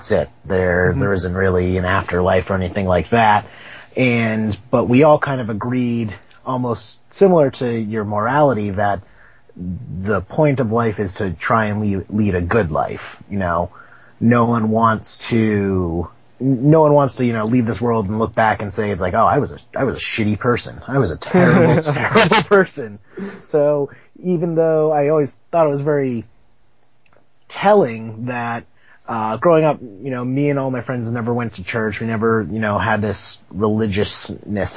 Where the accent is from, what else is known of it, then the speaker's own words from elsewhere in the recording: Boston, Massachusetts, United States; I'm born and raised in Boston